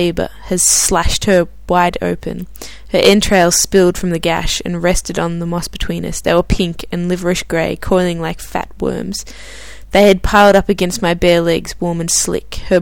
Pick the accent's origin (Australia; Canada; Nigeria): Australia; now in Stockholm, Sweden; a fellow Australian